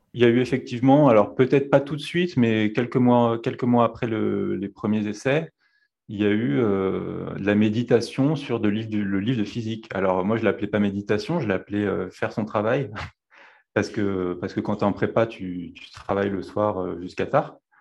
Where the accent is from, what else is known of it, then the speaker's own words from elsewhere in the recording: Dauphiné, Auvergne-Rhône-Alpes, France; je suis né euh, dans le Dauphiné